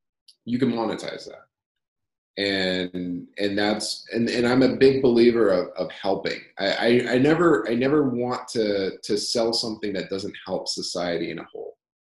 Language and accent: English; Arizona, United States; So I grew up in Arizona. And I'm in Tucson still, and I actually really do love Arizona.